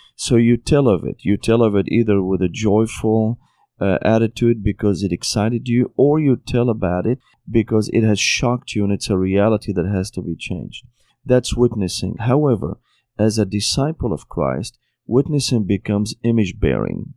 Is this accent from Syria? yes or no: yes; Syria; moved away as an adult; also born or lived in Tennessee, United States; now in United States; I was born and raised in Syria